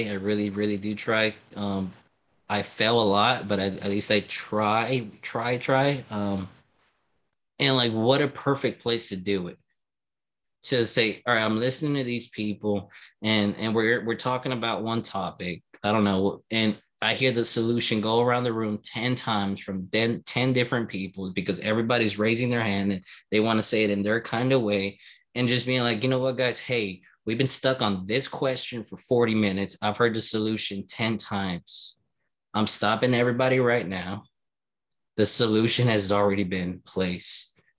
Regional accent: Louisiana, United States; now in Florida, United States; heard that I was from Louisiana, and their words exactly was, I don't want him to bring Louisiana in Florida, right?

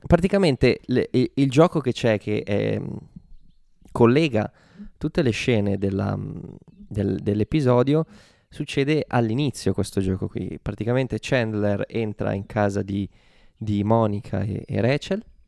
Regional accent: Italy

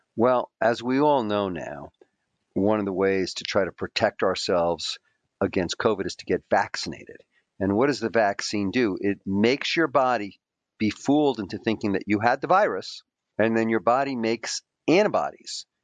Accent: New York City, New York, United States; also born or lived in Queens; we were ordinary kids growing up in the New York City public school system. I was, you know, I grew up in a poor Greek immigrant family.

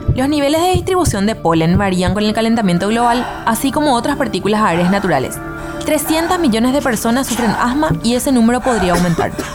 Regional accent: Paraguay; En Paraguay generamos por persona

